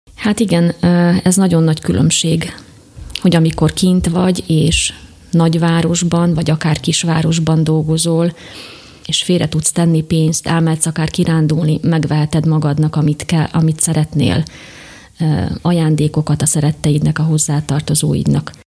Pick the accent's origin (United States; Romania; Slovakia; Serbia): Slovakia; Véke, Košice Region; moved away as an adult; also born or lived in Warrington, United Kingdom; now in Nagygéres, Slovakia; Én Vékéről származom